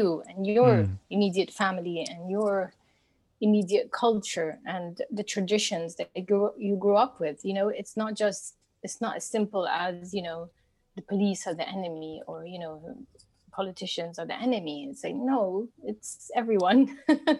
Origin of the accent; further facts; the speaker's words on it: Cairo, Cairo Governorate, Egypt; It's my Egyptian upbringing